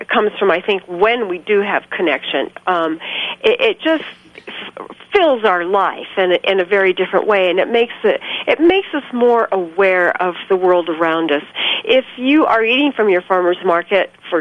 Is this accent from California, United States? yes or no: yes; California, United States; now in New Mexico, United States; I grew up in California